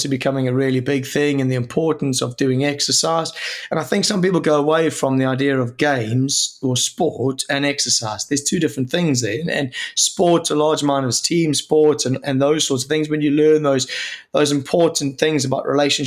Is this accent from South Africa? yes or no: yes; South Africa; moved away as an adult; also born or lived in Sheffield, United Kingdom; now in United Kingdom; being a South African